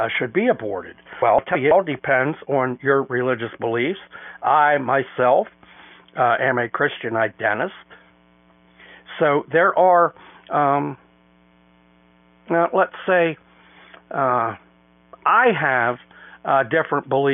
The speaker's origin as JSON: {"language": "English", "country": "United States", "said": "we as white American taxpayers"}